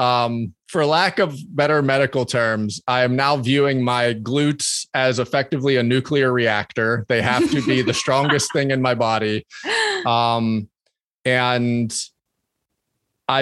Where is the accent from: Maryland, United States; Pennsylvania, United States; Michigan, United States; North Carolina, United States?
Pennsylvania, United States; I grew up in Pennsylvania